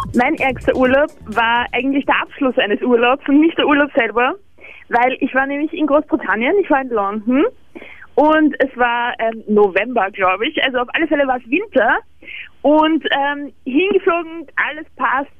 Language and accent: German; Vienna, Austria; Bei uns in Wien